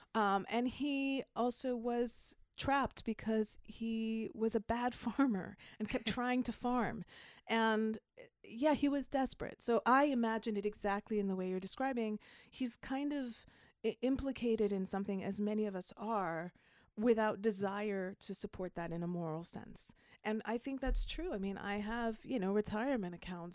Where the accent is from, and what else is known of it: Jamaica; accent: faint accent, hard to place